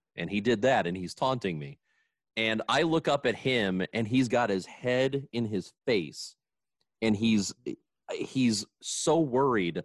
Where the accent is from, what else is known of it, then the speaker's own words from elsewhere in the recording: Granite City, Illinois, United States; growing up in Granite City, they didn't have organized football until you were in eighth grade.